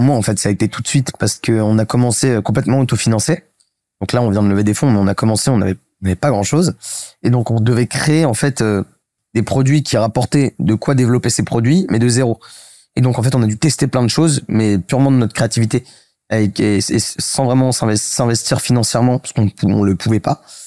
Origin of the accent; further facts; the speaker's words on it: Paris, Île-de-France, France; j'ai grandi à Paris, je fais mon collège, mon lycée à Paris